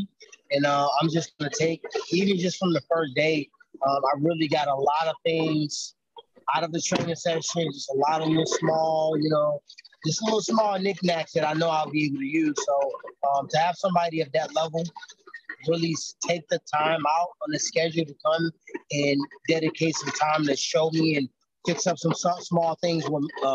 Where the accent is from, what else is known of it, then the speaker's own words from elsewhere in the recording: St. Louis, Missouri, United States; I'm from St. Louis, which is St. Louis in Missouri is called the Show Me State